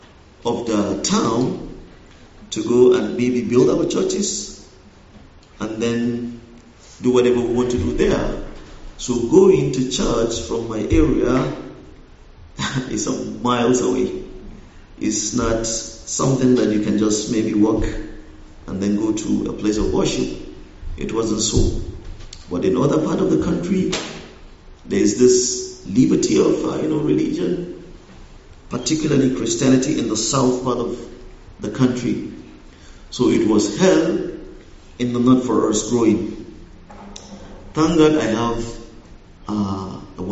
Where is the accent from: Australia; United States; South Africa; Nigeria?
Nigeria; northwest Nigeria; moved away; I was born in Nigeria. I was also raised in Nigeria. But I grew up in the northern part of Nigeria, specifically the northwest